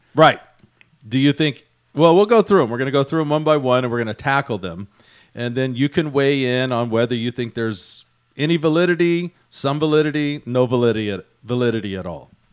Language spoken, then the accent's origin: English; Houston, Texas, United States; my hometown of Houston